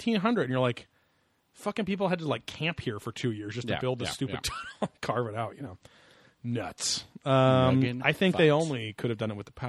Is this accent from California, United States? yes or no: yes; Orange County, California, United States; we grew up in Orange County.